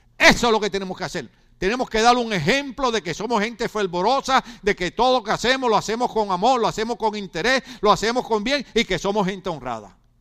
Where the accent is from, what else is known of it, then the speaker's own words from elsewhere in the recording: Ponce, Puerto Rico; moved away; yo soy puertorriqueño igual que él, yo soy de Ponce igual que él y soy de la playa igual que él